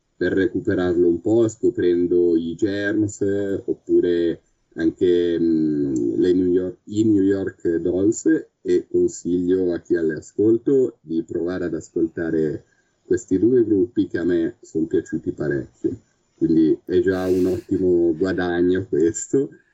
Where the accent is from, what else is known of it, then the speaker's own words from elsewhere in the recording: Milan, Lombardy, Italy; io sono di Milano